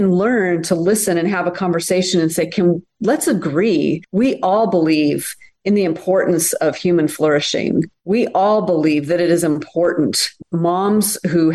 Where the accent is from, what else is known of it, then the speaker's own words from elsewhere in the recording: United States; also born or lived in France; I'm such an American